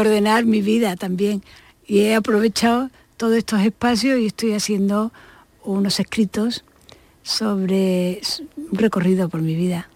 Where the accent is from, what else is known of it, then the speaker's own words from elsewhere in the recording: Málaga, Andalusia, Spain; moved away as an adult; also born or lived in Madrid / Barcelona; me fui a la Escuela de Artes y Oficio, que era lo que había entonces en Málaga, no había Bellas Artes. Y además estaba enfrente de mi casa